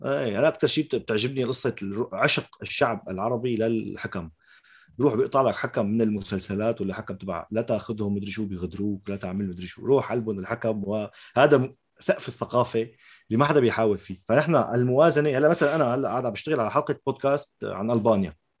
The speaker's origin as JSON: {"language": "Arabic", "town": "Damascus", "region": "Damascus Governorate", "country": "Syria", "accent": "Shami", "moved": "yes", "lives_now": "France", "said": "انا شامي"}